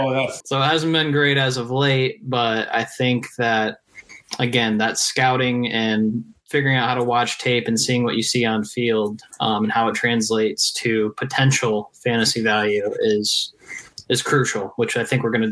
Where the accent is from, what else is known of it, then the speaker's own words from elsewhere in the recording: Ohio, United States; I'm from Ohio